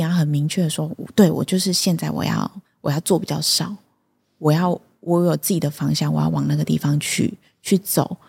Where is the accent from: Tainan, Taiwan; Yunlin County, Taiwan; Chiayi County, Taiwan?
Chiayi County, Taiwan; Lucao; 因为我从小， 从小就是在这里，我在鹿草的三角村，就是一个小村庄